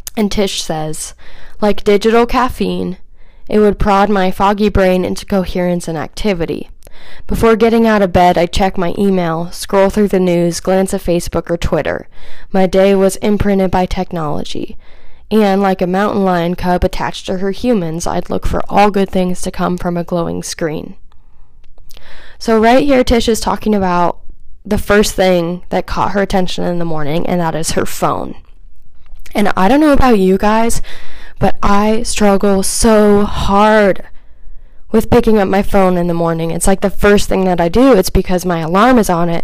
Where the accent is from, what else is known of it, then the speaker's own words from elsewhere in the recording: Kansas City, United States; also born or lived in Phoenix, Arizona; we moved from Phoenix back to Kansas City when I was around six or seven.